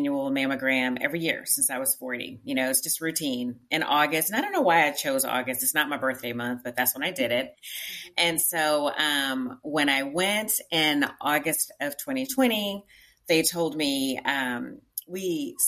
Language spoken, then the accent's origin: English; Tyler, Texas, United States; moved away as an adult; also born or lived in Houston, Texas / Prairie View, Texas; now in Richmond, United States; I am from East Texas. I'm from Tyler, Texas, not too far from Dallas